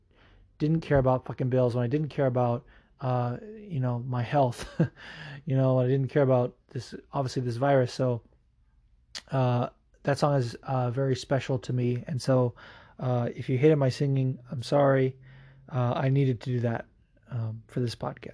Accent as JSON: {"language": "English", "town": "Las Vegas", "region": "Nevada", "country": "United States", "tie": "born or raised there", "also_born_or_lived": "Fullerton, California / Anaheim, California", "said": "I was born in Fullerton in Anaheim, but then I moved to Vegas when I was 4, and that's where I did all of my schooling until senior year. So I fucking grew up in Vegas. Like, that's my hometown, really."}